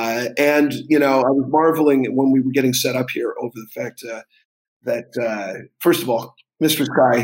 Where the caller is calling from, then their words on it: Sitges, Catalonia, Spain; I am coming from Sitges, which is outside of Barcelona, Spain.